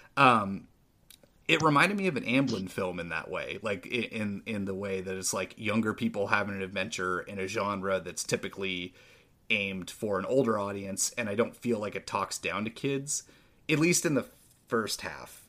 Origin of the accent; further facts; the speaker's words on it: St. Helens, Oregon, United States; there was a card shop in, in my hometown, in the, the small town of Saint Helens, Oregon.